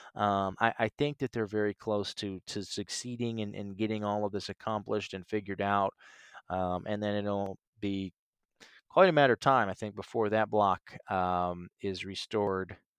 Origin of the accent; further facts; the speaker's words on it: Canton, Ohio, United States; moved away as an adult; also born or lived in Nashville, Tennessee / Chicago; my leaving my hometown, my home state of Ohio, uh, Canton, Ohio, and, and moving to Nashville December twenty-seventh, twenty fifteen.